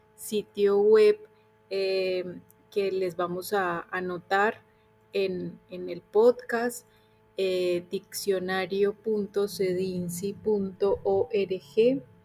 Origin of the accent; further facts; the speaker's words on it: Colombia; now in Argentina; colombiana radicada en Argentina desde hace ya varios años